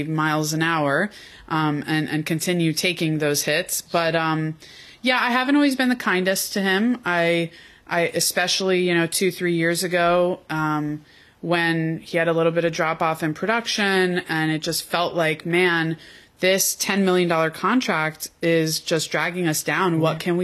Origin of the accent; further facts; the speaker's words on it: Broward County, South Florida, United States; I also grew up in South Florida in Broward County